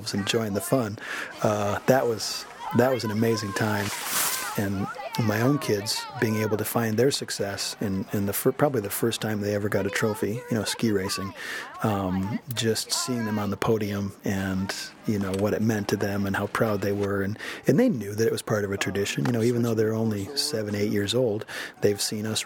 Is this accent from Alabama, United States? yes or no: no; Michigan, United States; moved away as an adult; now in Yosemite area, California, United States; I grew up racing in Michigan with my brothers and my family, and coached back there when I was in college